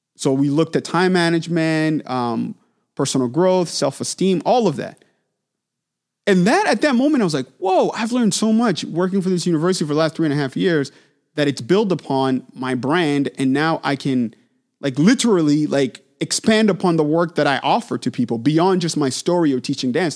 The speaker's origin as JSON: {"language": "English", "town": "Manchester", "region": "New Hampshire", "country": "United States", "tie": "born or raised there", "said": "I got opportunity to start teaching at local studios where I grew up in Manchester, New Hampshire."}